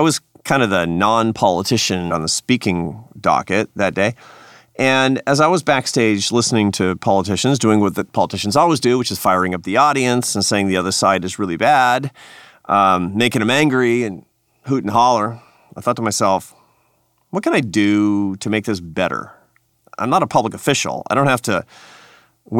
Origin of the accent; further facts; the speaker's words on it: Seattle, Washington, United States; I grew up in Seattle, Washington, in a progressive family